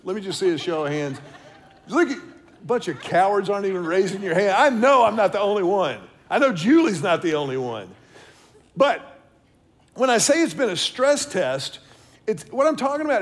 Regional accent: Houston, Texas, United States; now in Austin, United States; I grew up in Houston, I've lived in Austin now for the better part of what, 24 years or so

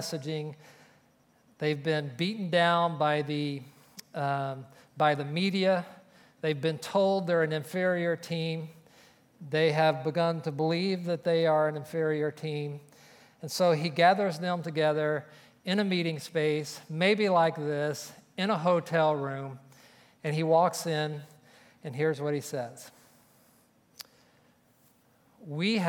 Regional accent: Oklahoma, United States; moved away; also born or lived in Texas; growing up in Oklahoma

